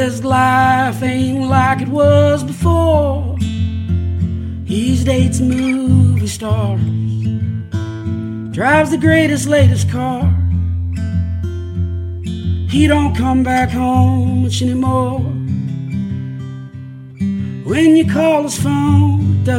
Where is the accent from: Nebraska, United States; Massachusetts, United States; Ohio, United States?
Ohio, United States; Caldwell; moved away as an adult; now in Oxford, United States; I grew up in Caldwell, Ohio, which is between Marietta and Cambridge, Ohio